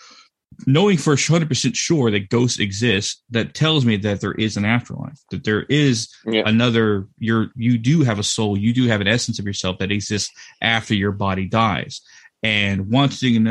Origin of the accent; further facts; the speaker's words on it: Texas, United States; this is a ranch I grew up on in Texas